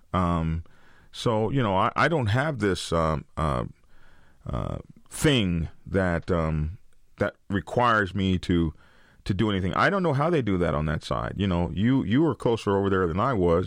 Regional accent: Oklahoma, United States; I come from Oklahoma, uh, ride horses and all that sort of stuff. And we used to practice shooting off our horses.

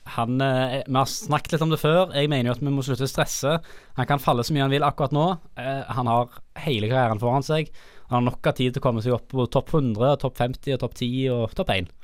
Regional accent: Stavanger, Rogaland, Norway; jeg er fra Svanger

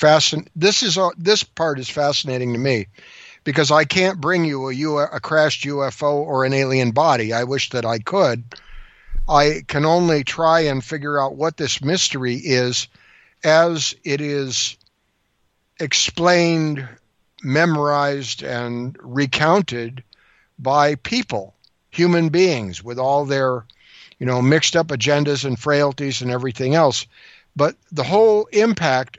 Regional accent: Washington, United States; I'm from Washington State

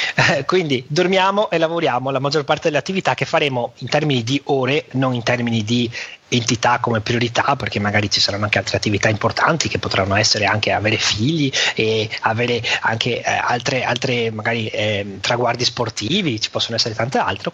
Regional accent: Venice, Veneto, Italy; un veneziano che è nato e cresciuto a Venezia

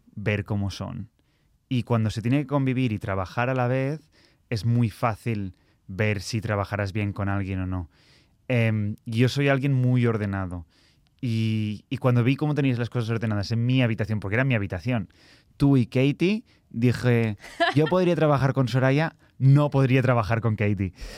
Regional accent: Barcelona, Catalonia, Spain; accent: Catalan; moved away as an adult; now in London, United Kingdom; nací en Barcelona eh, y hace seis años decidí mudarme a Londres

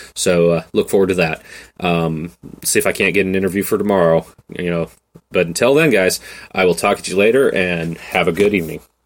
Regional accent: the Northwest, Pacific Northwest, United States; I am from the Northwest

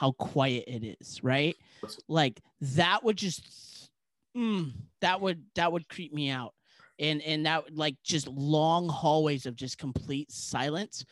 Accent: Southern California, United States; We're from Southern California.

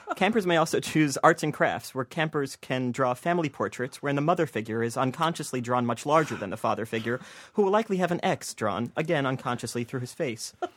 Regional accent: New Jersey, United States; I grew up in New Jersey

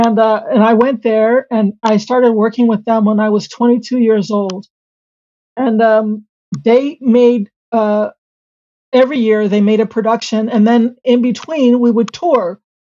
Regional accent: Seattle, Washington, United States; in my own hometown. You know, at the time when the Hansberry Project started, according to the census, Seattle was the fifth whitest large city in the country.

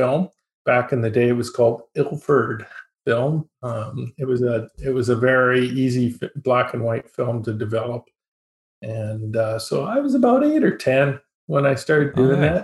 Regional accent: High River, Alberta, Canada; I'm an Albertan. I was born in High River, Alberta, which is not so far from Calgary. It's just south of Calgary. Small town boy.

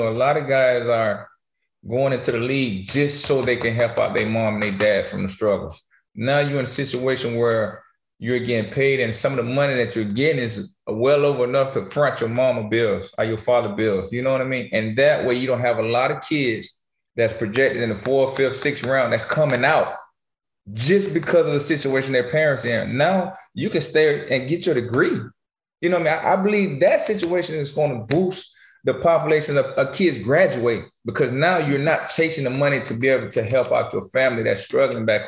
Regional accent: West Palm Beach, Florida, United States; moved away as an adult; also born or lived in Chicago; I'm from West Palm

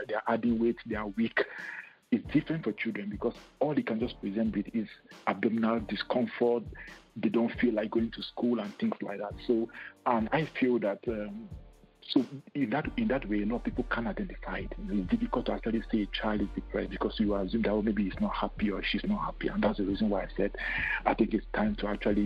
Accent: Nigeria; moved away as an adult; also born or lived in Cameroon / Lagos, Nigeria / United Kingdom; now in Canada; I was born in Cameroon, but I moved to Nigeria when I was in high school

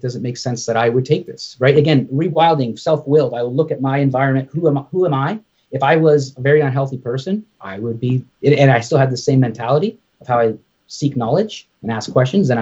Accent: Canada; I'm Canadian

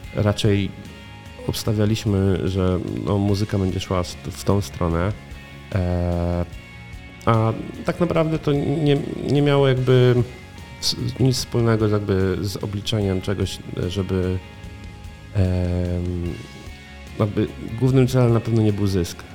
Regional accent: Koło, Greater Poland, Poland; moved away as an adult; Urodziłem się w kole. E, mieszkałem tutaj tak naprawdę przez prawie 20 lat.

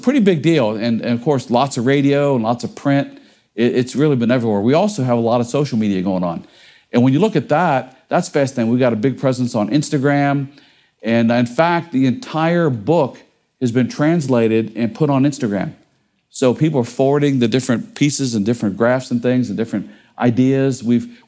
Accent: Cincinnati, Ohio, United States; I grew up in Cincinnati, Ohio

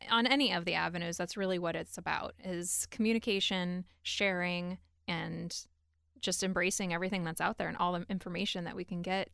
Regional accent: Cleveland, Ohio, United States; moved away as an adult; now in Columbus, United States; I'm originally from Cleveland

